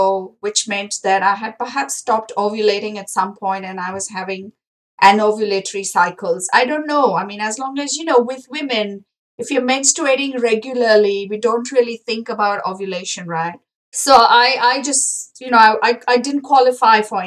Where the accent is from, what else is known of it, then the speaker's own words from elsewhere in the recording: India; moved away as an adult; now in New Zealand; growing up in India